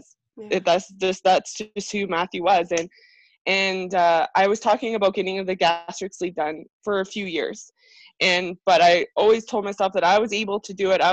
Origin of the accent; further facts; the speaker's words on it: Airdrie, Alberta, Canada; I'm from Airdrie, Alberta